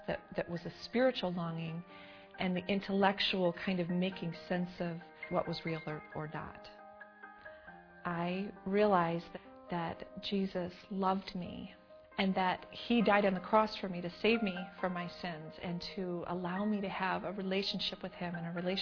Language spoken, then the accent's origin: English; Detroit, Michigan, United States; I grew up in Detroit in the 1970s.